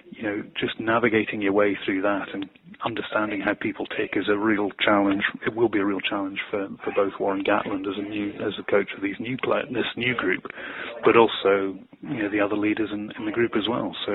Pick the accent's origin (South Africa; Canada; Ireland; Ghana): Ireland; and you know, as an Irishman, I think